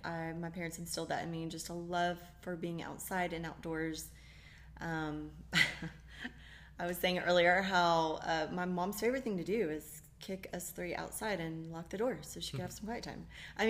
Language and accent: English; Daytona Beach, Florida, United States; And my dad used to tow airplanes up and, you know, the banners up and down. I'm from Daytona Beach. He used to tow those banners.